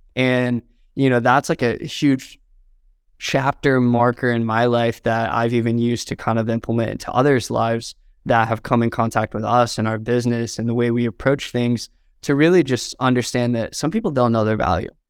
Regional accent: Southern Indiana, United States; moved away as an adult; now in Los Angeles, United States; I grew up in Southern Indiana

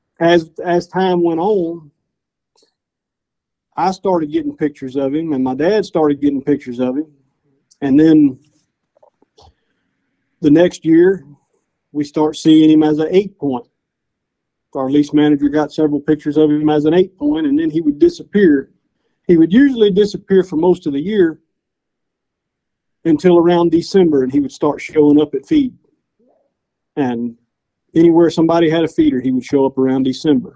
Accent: DeQuincy, Louisiana, United States; I'm from De Quincy, Louisiana

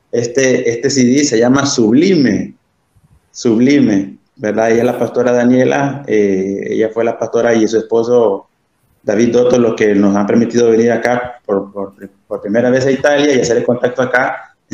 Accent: Honduras; saludarlos a ustedes como hermanos en la fe y como hondureños, Luis, porque también, no crean, ¿verdad? bueno ver hondureños.

